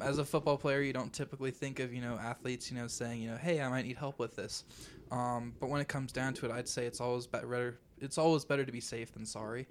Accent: Arvada, Colorado, United States; I'm actually from Arvada, Colorado.

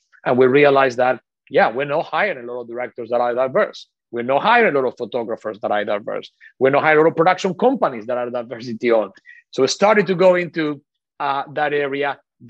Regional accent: Argentina; English is a second language; moved away; Obviously, for me, this since very early on was a very personal issue, because I come from Argentina. I always I didn't really understand until I came here what lack of diversity looked like, because I grew up with a lot of diversity.

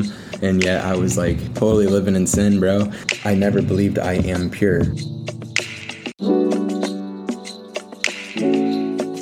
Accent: Columbus, Ohio, United States; Columbus. Columbus, Ohio

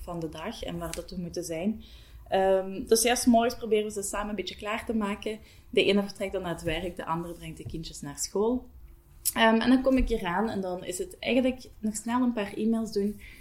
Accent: Bocholt, Flanders, Belgium; moved away as an adult; now in Hasselt, Belgium; Ik ben oorspronkelijk van Bocholt afkomstig. Ik woon ondertussen al bijna tien jaar in Hasselt.

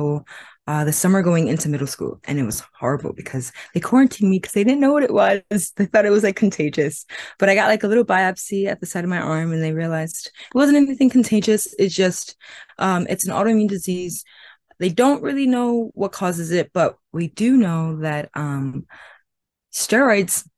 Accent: New York City, New York, United States; also born or lived in Caribbean (family ancestry); I'm from New York City

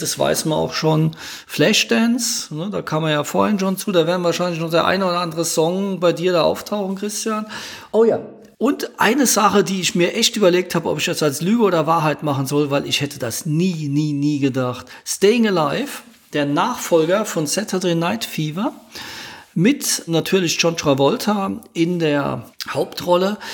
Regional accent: Ludwigshafen, Rhineland-Palatinate, Germany; meine Heimatstadt Ludwigshafen

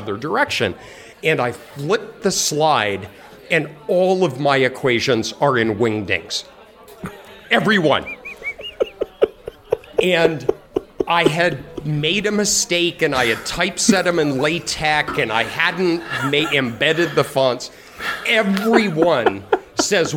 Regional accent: Colorado, United States; I'm from Colorado

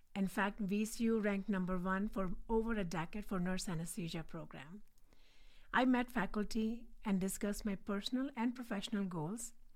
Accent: India; English is a second language; moved away as an adult; now in Richmond, United States; So, I'm originally from India. I was born and brought up there.

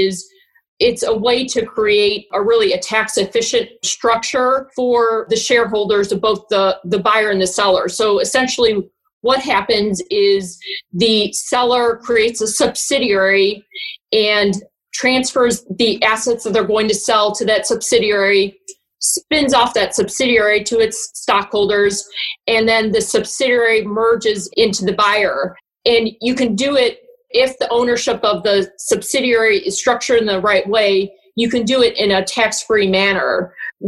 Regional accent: Gary, Indiana, United States; also born or lived in Chicago, Illinois; now in St. Louis, United States; I'm originally from Gary, Indiana

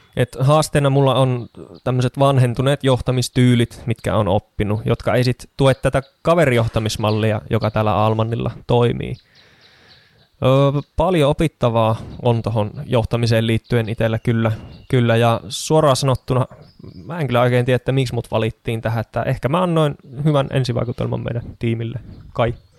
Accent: Kajaani, Kainuu, Finland; moved away as an adult; also born or lived in Oulu / Tampere region; now in Kangasala, Finland; syntyjään Oulusta, mutta lapsuuteni ja nuoruuteni asustellut Kajaanissa.

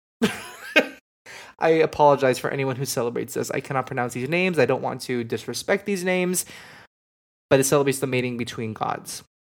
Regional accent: Miami, Florida, United States; I grew up in Miami

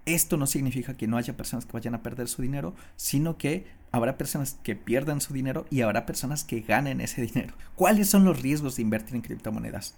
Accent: Mexico; moved away as an adult; por ahí del 2015 yo salí de mi país, que yo soy de México

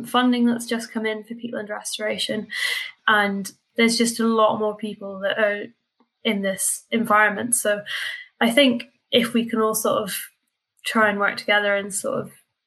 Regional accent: Argyll, Scotland, United Kingdom; I was lucky enough to kind of grow up in a really remote part of Scotland. So I'm from Argyll and I grew up right next to the sea

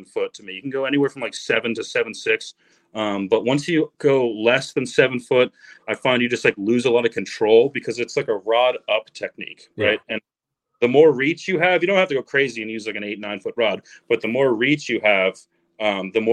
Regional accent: New Jersey, United States; I grew up in New Jersey

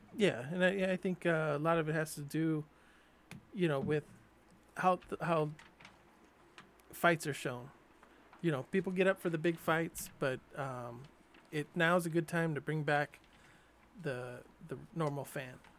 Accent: San Diego, California, United States; growing up in San Diego, I was, you know, still a Dodger fan

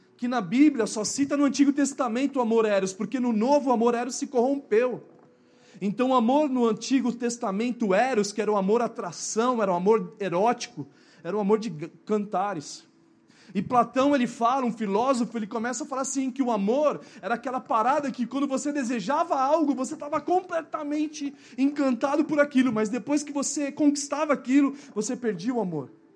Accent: Brazil; na nossa cultura brasileira

